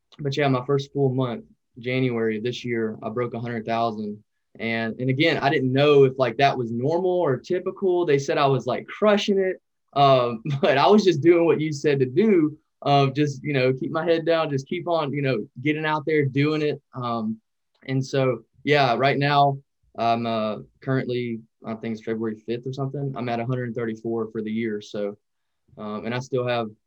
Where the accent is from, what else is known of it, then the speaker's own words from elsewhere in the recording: Louisiana, United States; also born or lived in North Dakota; I was actually working up in North Dakota, and I'm from Louisiana.